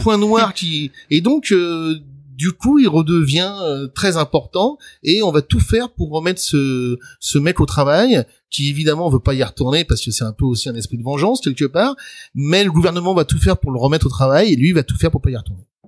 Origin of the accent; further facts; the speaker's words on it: Le Pré-Saint-Gervais, Île-de-France, France; moved away; also born or lived in Paris; j'ai grandi euh, dans le 93, le 9-3 comme on dit maintenant euh, au Pré Saint-Gervais plus précisément